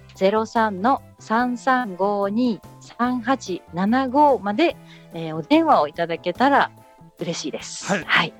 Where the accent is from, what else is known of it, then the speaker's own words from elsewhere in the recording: Tokyo, Japan; moved away as an adult; now in Kamogawa, Japan; 私も東京生まれ東京育ちなので